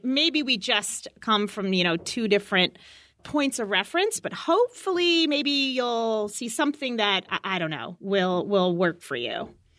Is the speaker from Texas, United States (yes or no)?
no; Chicago, Illinois, United States; I am born and bred, raised here